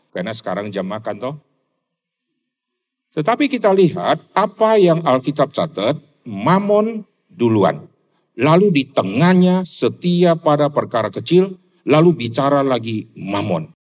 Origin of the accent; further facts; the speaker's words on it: Rantau Prapat, North Sumatra, Indonesia; born there; saya dilahirkan di Sumatera Utara, dari kota Medan kira-kira masih 300-an kilo di kota Rantau Prapat.